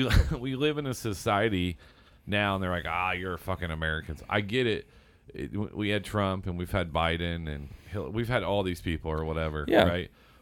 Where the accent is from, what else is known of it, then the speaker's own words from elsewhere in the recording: Germany; well, I'm from Germany